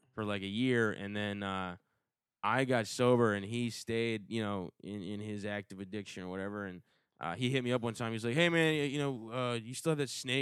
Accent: Asheboro, North Carolina, United States; Up in Asheboro, North Carolina, a real small town. My dad worked at the zoo

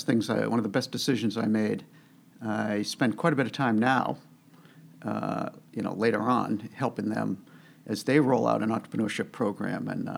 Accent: Concord, Massachusetts, United States; I grew up in Massachusetts. I've lived my entire life in Massachusetts. Specifically, I grew up in Concord, Massachusetts. Yeah. Went to high school there. Then I went to college at Northeastern in Boston.

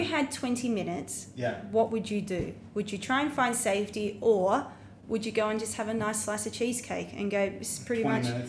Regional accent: Australia; As an Australian

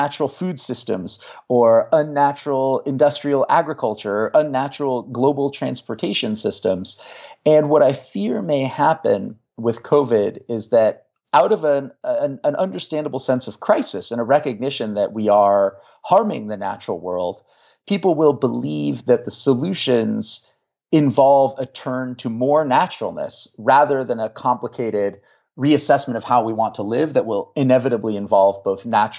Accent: Marin County, California, United States; now in Virginia, United States; I grew up in Marin County.

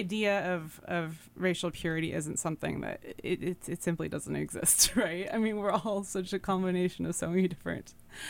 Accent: Carpinteria, California, United States; now in Oregon, United States; where I grew up in California. It's like it was Carpinteria. It was a very, very so many kinds of people live there.

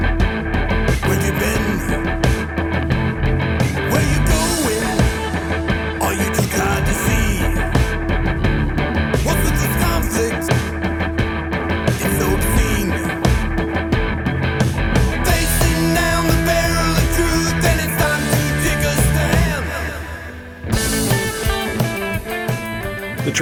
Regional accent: Long Island, New York, United States; moved away as an adult; also born or lived in Bristol, Connecticut / West Hartford, Connecticut / Newington, Connecticut; now in Stratford, United States; I grew up on Long Island

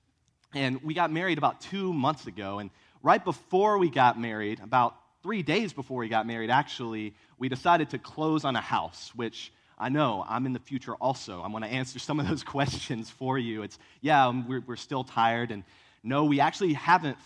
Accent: Virginia, United States; now in Columbia, United States; I grew up in Virginia

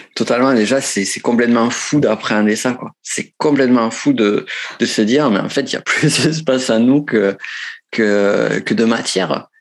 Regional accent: Pyrenees, France; accent: Pyrenees; moved away as an adult; also born or lived in Toulouse; now in Chile; je viens des Pyrénées. J'ai vécu, ça sent à mon accent. Certains pensent accent de Marseille ou de Toulouse, non, c'est accent de, du, du, du, fin fond des Pyrénées.

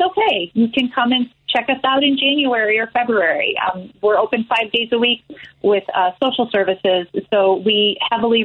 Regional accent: Chicago, Illinois, United States; I grew up in Ravenswood

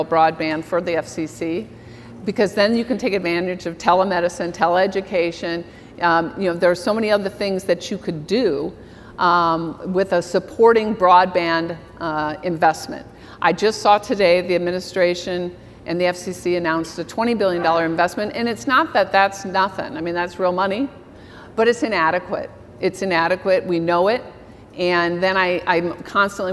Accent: Iowa, United States; now in Minnesota, United States; I'm from Iowa

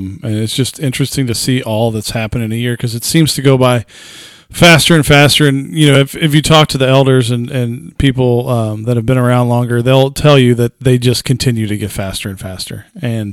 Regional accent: United States; as an American

